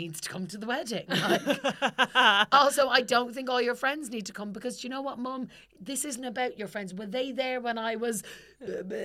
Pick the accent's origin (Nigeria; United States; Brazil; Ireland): Ireland; I'm Irish.